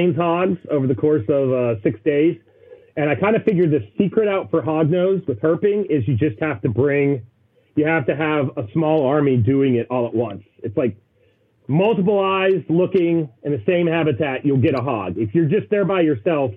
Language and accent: English; West Virginia, United States; I grew up in West Virginia. We all grow up hunting